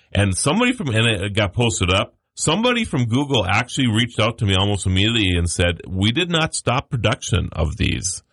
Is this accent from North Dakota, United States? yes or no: yes; Mandan, North Dakota, United States; I'm from Mandan, North Dakota